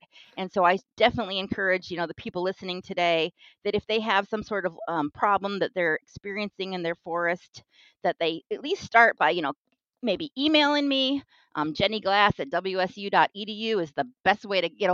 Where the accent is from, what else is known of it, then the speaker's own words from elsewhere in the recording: Kitsap Peninsula, Washington, United States; I'm from Washington State. I grew up in the Kitsap Peninsula in a wooded area.